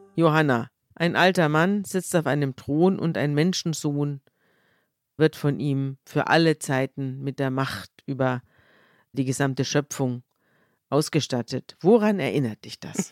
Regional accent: Bavaria, Germany; wir sind ja beide aus Bayern

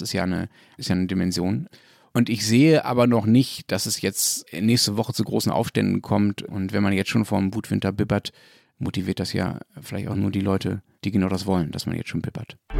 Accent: Berlin, Germany; ich komme aus Berlin

